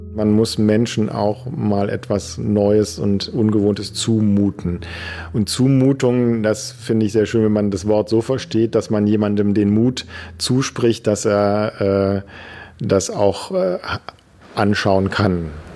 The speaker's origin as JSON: {"language": "German", "town": "Düsseldorf", "region": "North Rhine-Westphalia", "country": "Germany", "tie": "born or raised there", "said": "Ich war Messdiener in der Gemeinde, wo ich herkomme. Das ist am Stadtrand von Düsseldorf."}